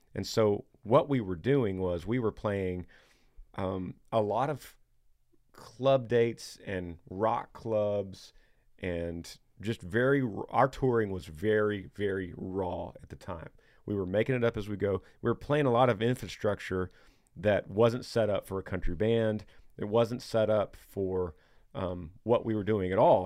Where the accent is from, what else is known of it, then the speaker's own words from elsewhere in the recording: Texas, United States; these new Nashville acts, which we're from Texas